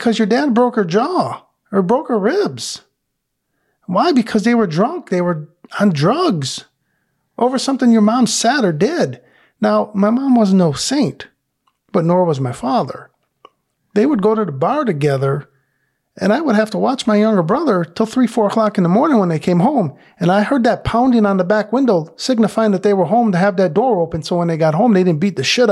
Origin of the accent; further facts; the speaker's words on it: Detroit, Michigan, United States; I grew up in Detroit